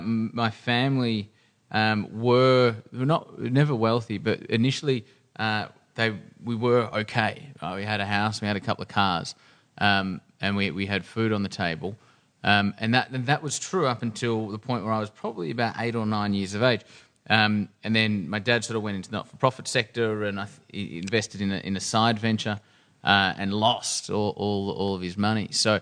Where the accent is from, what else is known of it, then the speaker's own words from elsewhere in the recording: Melbourne, Victoria, Australia; We are actually, because I'm a Melbourne boy.